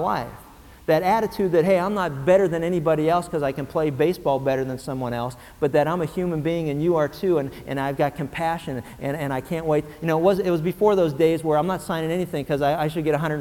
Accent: Pennsylvania, United States; When I was a kid growing up in Pennsylvania

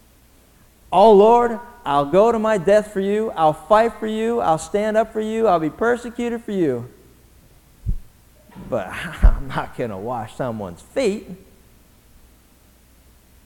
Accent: Pennsylvania, United States; now in Southern California, United States; I grew up in Pennsylvania

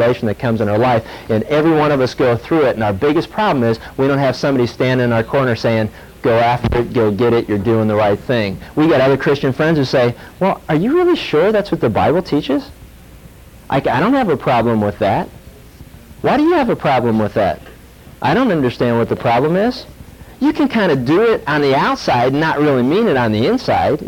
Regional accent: Pittsburgh, Pennsylvania, United States; I grew up in Pittsburgh

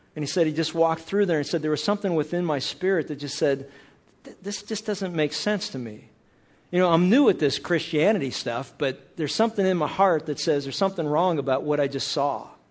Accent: Pennsylvania, United States; I was a kid growing up in Pennsylvania

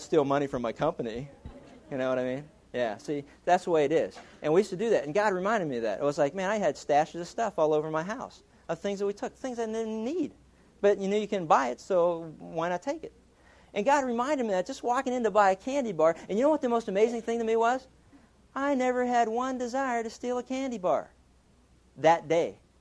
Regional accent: Pittsburgh, Pennsylvania, United States; growing up in Pittsburgh, we, we used to steal everything.

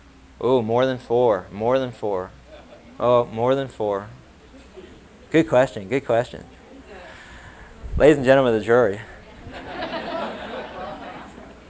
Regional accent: Pittsburgh, Pennsylvania, United States; when I was growing up in Pittsburgh

